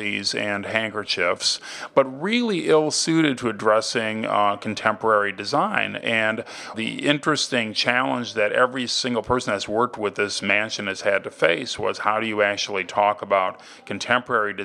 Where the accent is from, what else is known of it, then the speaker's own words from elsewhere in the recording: Ohio, United States; now in New York, United States; I'm actually from Ohio